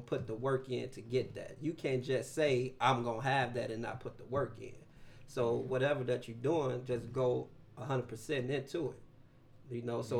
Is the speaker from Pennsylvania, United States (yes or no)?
no; Chicago, Illinois, United States; moved away as an adult; now in Springfield, United States; I'm from Chicago